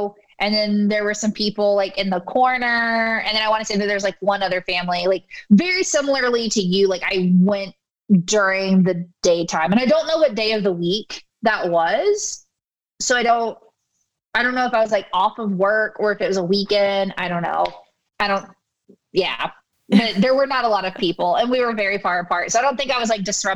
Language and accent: English; East Coast, United States; I'm from the East Coast